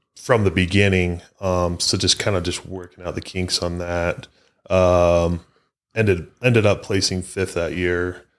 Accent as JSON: {"language": "English", "region": "Utah", "country": "United States", "said": "I'm from Utah"}